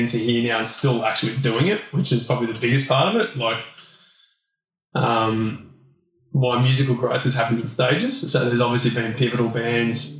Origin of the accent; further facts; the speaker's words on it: Australia; being Aussie boys